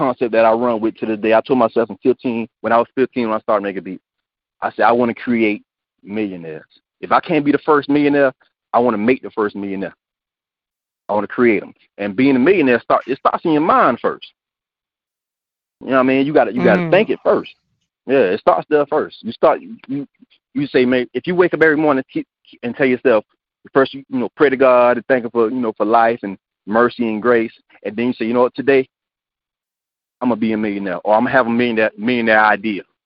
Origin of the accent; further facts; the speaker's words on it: Hemingway, South Carolina, United States; growing up in Hemingway, a small town where there were no albinos